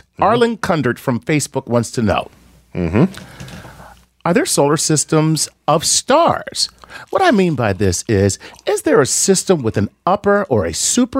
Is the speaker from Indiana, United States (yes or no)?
no; Reynoldsburg, Ohio, United States; Oh, and because you always want to know where we're from, I'm from Reynoldsburg, Columbus, which is in Ohio